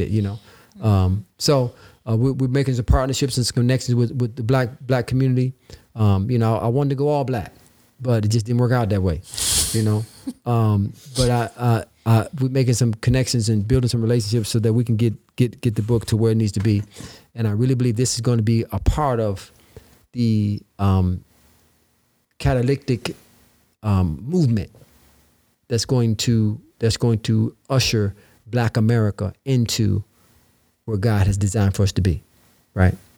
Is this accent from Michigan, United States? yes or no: yes; Detroit, Michigan, United States; moved away as an adult; also born or lived in Illinois; growing up in Detroit, Michigan